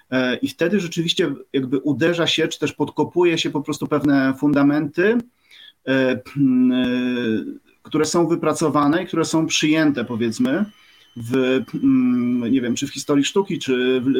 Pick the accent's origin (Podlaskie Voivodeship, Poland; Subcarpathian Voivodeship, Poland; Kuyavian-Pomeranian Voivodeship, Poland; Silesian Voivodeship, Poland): Subcarpathian Voivodeship, Poland; E, no i tak, jestem chłopakiem z Podkarpacia też, może tak podsumuję.